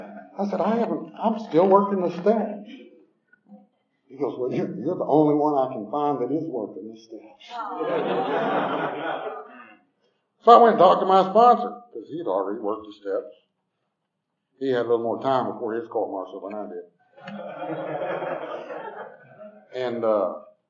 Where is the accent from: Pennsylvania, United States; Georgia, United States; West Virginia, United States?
Georgia, United States; Southwest DeKalb County; also born or lived in Tucker, Georgia; I grew up in Southwest DeKalb